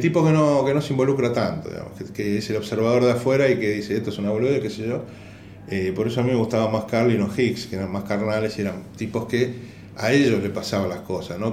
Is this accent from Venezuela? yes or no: no; Argentina; yo vengo de Argentina